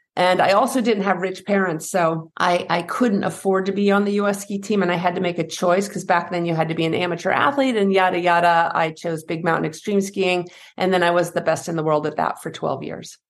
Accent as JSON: {"language": "English", "town": "Henniker", "region": "New Hampshire", "country": "United States", "tie": "born or raised there", "said": "I grew up in New Hampshire, uh, in a small town, Henniker, New Hampshire"}